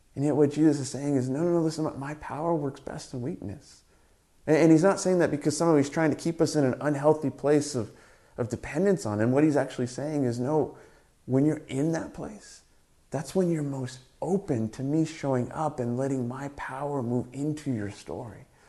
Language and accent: English; Southern California, United States; moved away as an adult; now in Canada; Growing up in Southern California